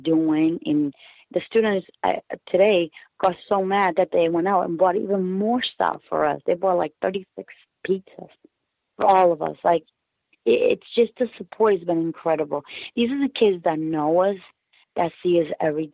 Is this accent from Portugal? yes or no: yes; Portugal; now in United States; in Portugal, where I'm from.